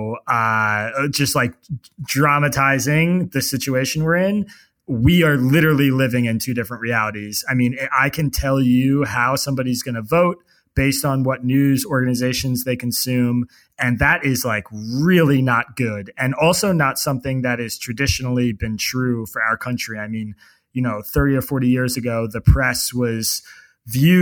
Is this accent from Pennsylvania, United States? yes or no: yes; Bucks County, Pennsylvania, United States; also born or lived in Pittsburgh, Pennsylvania; I grew up in Bucks County, Pennsylvania